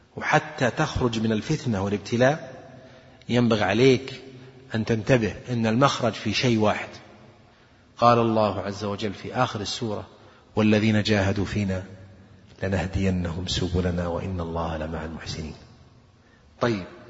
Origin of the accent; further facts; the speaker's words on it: Saudi Arabia; عندنا في السعودية